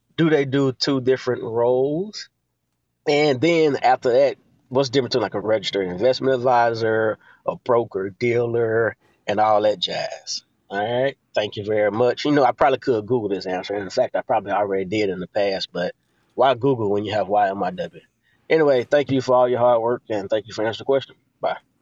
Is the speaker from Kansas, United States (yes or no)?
no; Alabama, United States; also born or lived in Tennessee; technically, yes, I'm from Alabama, but I'm emailing from Tennessee